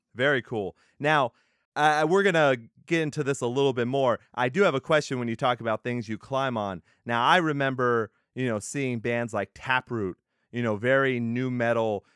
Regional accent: Texas, United States; I'm from Texas.

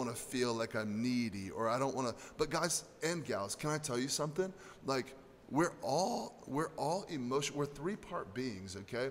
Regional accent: United States; especially as American men

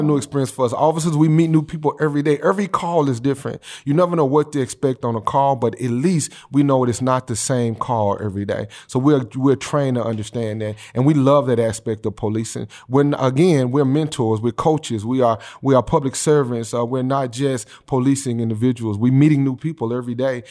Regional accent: Memphis, Tennessee, United States; I'm a guy that's, uh, homegrown. from Memphis, Tennessee. I grew up in District Eight

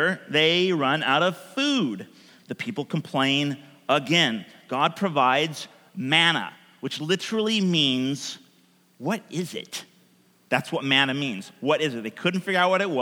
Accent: United States; also born or lived in Portland; we grew up in America

